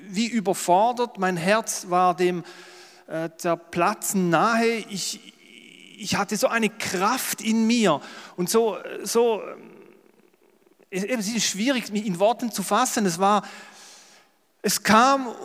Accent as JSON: {"language": "German", "region": "Schaffhausen", "country": "Switzerland", "accent": "Schaffhausen German", "said": "Es ist immer schwierig als Schweizer, aber ich versuche es. Ich denke, ihr würdet auch mein Schaffhauser Deutsch verstehen"}